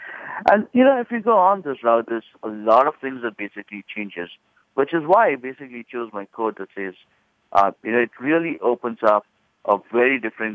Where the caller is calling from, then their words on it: Palo Alto, California, United States; Yeah, I'm calling in from Palo Alto, California, the birthplace of the Silicon Valley, right? So I'm calling in from there